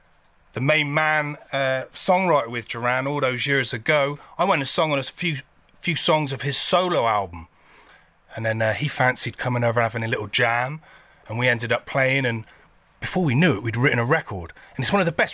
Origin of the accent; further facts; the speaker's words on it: Somerset, South West England, United Kingdom; I grew up in Somerset.